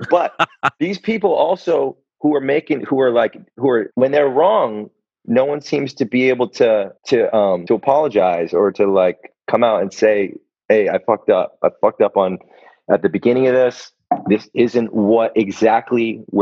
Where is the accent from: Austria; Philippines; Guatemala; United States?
Philippines; like this because I'm a, I'm a Filipino.